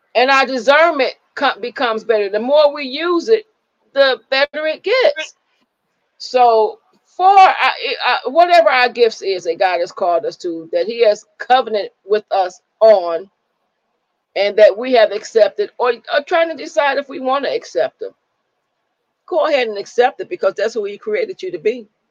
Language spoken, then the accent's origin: English; Michigan, United States; we grew up in Michigan